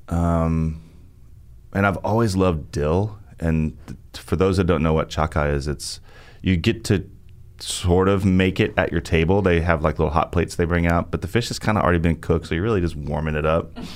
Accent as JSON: {"language": "English", "region": "Arkansas", "country": "United States", "tie": "born or raised there", "also_born_or_lived": "New York City / Vermont", "moved": "yes", "lives_now": "Nashville, United States", "said": "my home state right in half, which makes sense to me because Arkansas is kind of the tale of, of two states"}